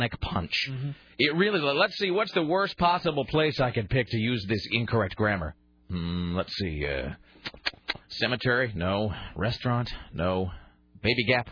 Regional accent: United States; we're from America

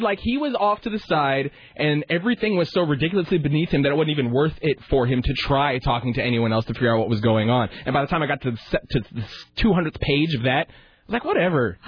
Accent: Portland, Oregon, United States; also born or lived in Salem, Oregon; My hometown's Portland. I was born in Portland.

